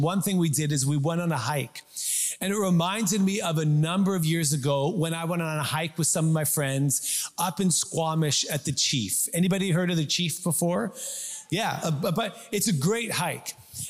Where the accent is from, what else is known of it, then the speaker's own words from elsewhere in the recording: South East England, United Kingdom; We're Scandinavian, good Swedes. We're good on mountains and forests. No problem. Although we grew up in Surrey.